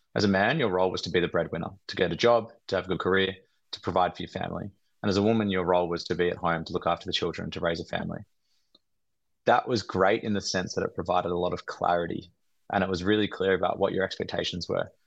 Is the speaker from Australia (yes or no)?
yes; Australia; we're Australian men